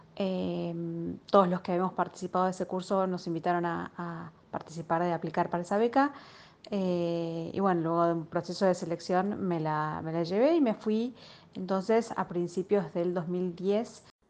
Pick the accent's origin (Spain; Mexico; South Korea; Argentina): Argentina; moved away; cuando venís de una cultura como la Argentina